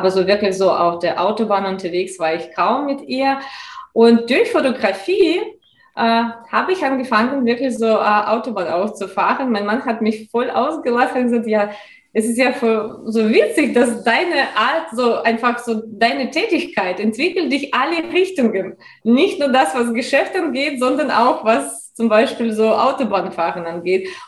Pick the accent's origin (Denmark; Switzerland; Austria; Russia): Russia; German is a second language; moved away as an adult; now in Mannheim, Germany; Ursprünglich komme ich aus Russland und bin schon seit elf Jahren in Deutschland. Damals war für mich ein ganz, ganz großer Abenteuer, einfach ins ein anderes Land zu kommen, ohne Sprachkenntnisse.